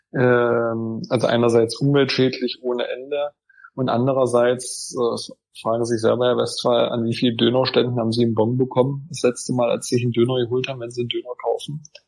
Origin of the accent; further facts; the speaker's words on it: Wittenberg district, Saxony-Anhalt, Germany; ich bin ja aus dem Landkreis Wittenberg